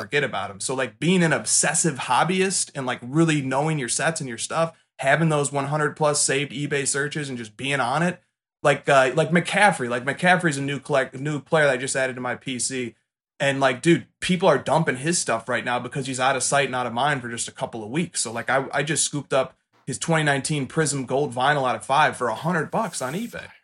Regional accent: Chicago, Illinois, United States; I'm from Chicago

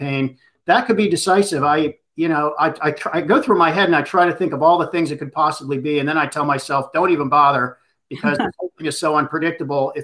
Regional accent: Pittsburgh, Pennsylvania, United States; Pittsburgh, my hometown.

